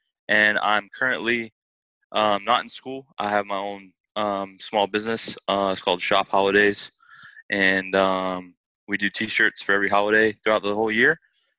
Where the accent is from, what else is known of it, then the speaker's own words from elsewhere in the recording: Savannah, Georgia, United States; I'm from Savannah, Georgia